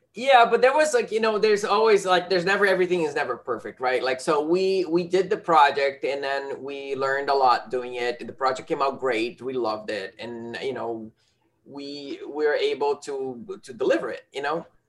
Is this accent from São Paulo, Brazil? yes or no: no; Rio de Janeiro, Brazil; moved away; the rio the my hometown